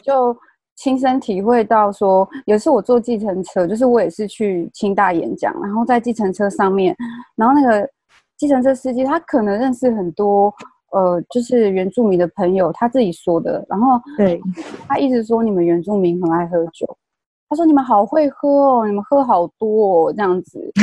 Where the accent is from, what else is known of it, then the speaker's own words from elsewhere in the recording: Taiwan; 因为我是部落长大的